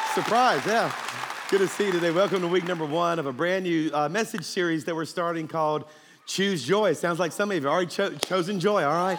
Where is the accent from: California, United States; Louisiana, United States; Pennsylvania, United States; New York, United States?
Louisiana, United States; South; moved away; I'm actually from South Louisiana, which means I'm a Cajun.